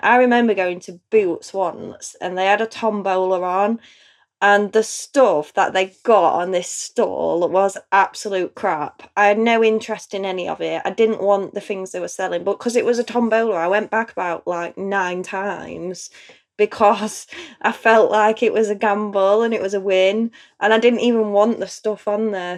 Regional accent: Chesterfield, East Midlands, United Kingdom; I'm from Chesterfield in Derbyshire. So apparently, we have a very strong accent here.

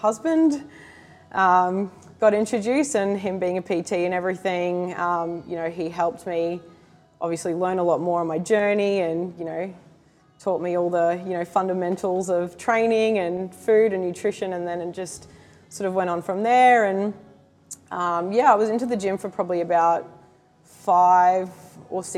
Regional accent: Cairns, Queensland, Australia; moved away as an adult; now in Gold Coast, Australia; where I grew up in Cairns

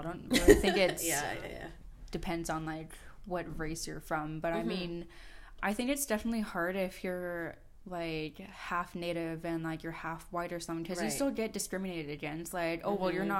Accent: Canada; I'm First Nations. I'm from Canada.

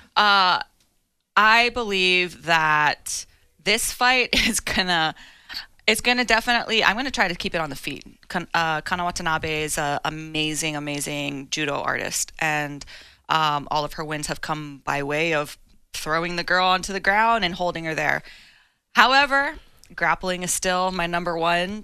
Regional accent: Hawaii, United States; my hometown.

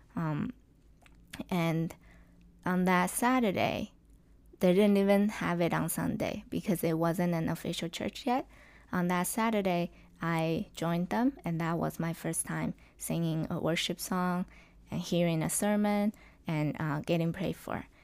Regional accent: southwestern China, China; English is a second language; moved away; I grew up in China, in the, to be specific, in the southwestern part of China

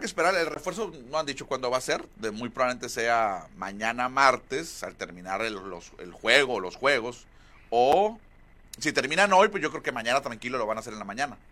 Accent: Hermosillo, Sonora, Mexico; somos acá de Hermosillo

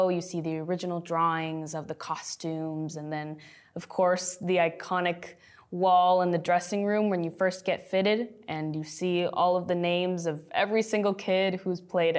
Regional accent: United States; And a lot of the times I feel like I'm not Mexican enough or I'm not Filipino enough, especially when you grow up in the U.S., but you are multi-ethnic.

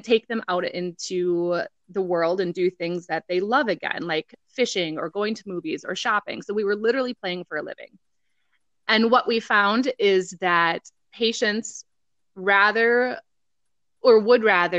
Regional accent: Rice Lake, Wisconsin, United States; my hometown in Rice Lake

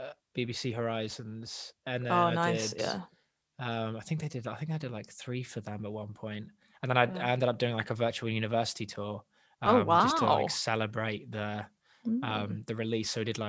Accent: Wales, United Kingdom; accent: English; also born or lived in England; I'm born English, but I've lived in Wales since I was 8, and I'm in my 20s now.

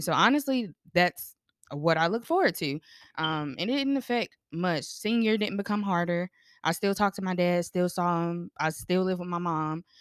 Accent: North Carolina, United States; I'm from North Carolina

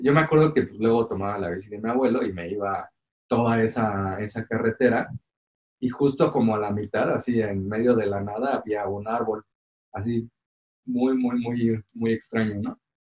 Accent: Morelos, Mexico; cuando era niño allá en Morelos

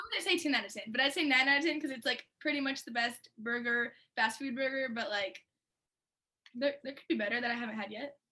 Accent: Lemoore, California, United States; now in Los Angeles, United States; I'm from Lemoore, but it's like, it's right by Fresno

